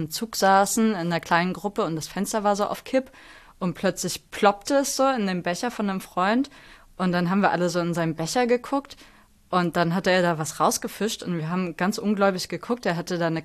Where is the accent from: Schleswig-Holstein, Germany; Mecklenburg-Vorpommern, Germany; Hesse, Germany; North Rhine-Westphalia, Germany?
Mecklenburg-Vorpommern, Germany; now in Hamburg, Germany; tatsächlich so richtig zu St. Pauli gekommen bin ich erst, als ich nach Hamburg gezogen bin. Also ich bin ursprünglich aus MacPom und da war St. Pauli, St. Pauli auch einfach ein Begriff.